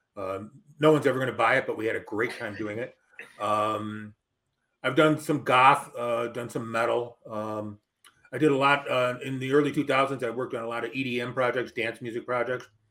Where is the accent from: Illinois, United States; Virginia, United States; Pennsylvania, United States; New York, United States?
Illinois, United States; Melrose Park; also born or lived in northern Wisconsin / Chicago, Illinois; I spent my early youth in uh, northern Wisconsin, but I grew up in Melrose Park, Illinois